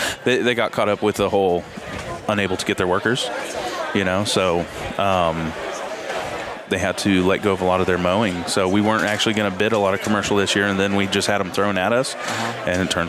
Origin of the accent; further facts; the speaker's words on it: El Dorado, Kansas, United States; I'm from El Dorado, Kansas.